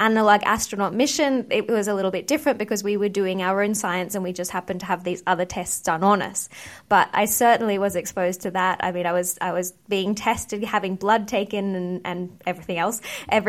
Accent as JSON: {"language": "English", "country": "Australia", "tie": "born or raised there", "also_born_or_lived": "United Kingdom", "moved": "as an adult", "said": "I grew up in Australia"}